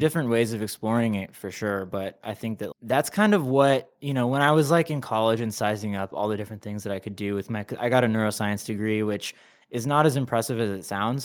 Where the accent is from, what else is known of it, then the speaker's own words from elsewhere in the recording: Anaheim, California, United States; moved away as an adult; now in Los Angeles, United States; I was, you know, raised in Anaheim, Orange